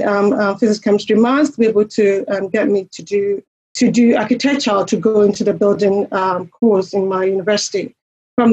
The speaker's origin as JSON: {"language": "English", "country": "Ghana", "tie": "born or raised there", "also_born_or_lived": "United Kingdom / Mackay, Queensland, Australia", "moved": "as an adult", "lives_now": "Australia", "said": "in my home country, I come from Ghana"}